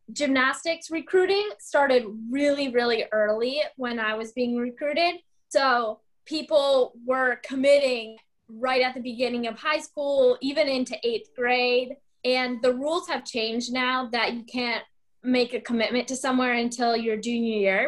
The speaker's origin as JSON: {"language": "English", "town": "Ann Arbor", "region": "Michigan", "country": "United States", "moved": "as an adult", "lives_now": "Gainesville, United States", "said": "I am originally from Ann Arbor, Michigan, so I'm pretty far from home right now"}